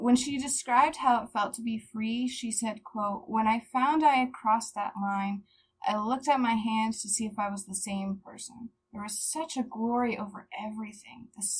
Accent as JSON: {"language": "English", "region": "central Pennsylvania", "country": "United States", "tie": "born or raised there"}